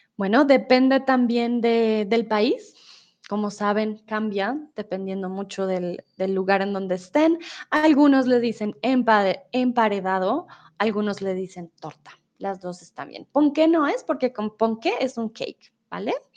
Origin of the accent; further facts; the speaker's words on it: Colombia; soy de Colombia